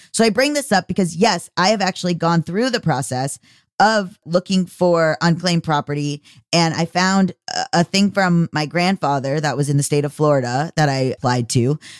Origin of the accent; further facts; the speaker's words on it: Canada; Yes, I'm Canadian, so I spell it C H E Q U E S, lol.